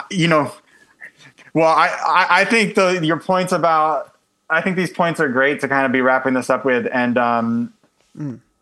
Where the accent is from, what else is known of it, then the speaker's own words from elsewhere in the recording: United States; as an American